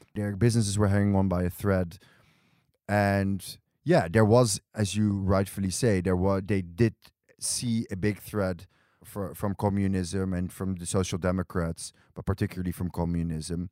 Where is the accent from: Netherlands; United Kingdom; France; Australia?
Netherlands; Amsterdam, North Holland; moved away as an adult; also born or lived in Berlin / New York; now in Tel Aviv, Israel; I was born and raised in Amsterdam